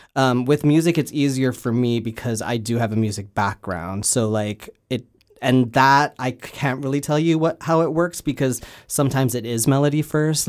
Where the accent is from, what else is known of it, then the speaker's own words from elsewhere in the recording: Canada; now in Los Angeles, United States; I am Canadian. I just don't live there anymore